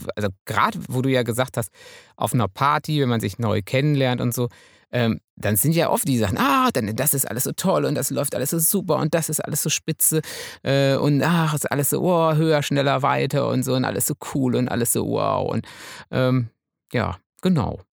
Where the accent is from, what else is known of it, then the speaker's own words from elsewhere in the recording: Münsterland, North Rhine-Westphalia, Germany; Ich bin ja Münsterländer.